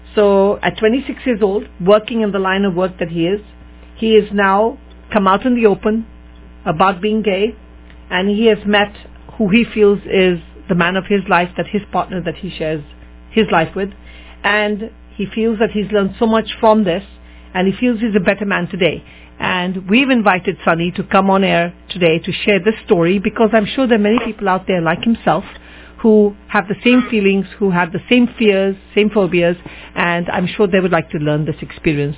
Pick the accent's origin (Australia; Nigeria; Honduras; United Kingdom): United Kingdom; England; in England, growing up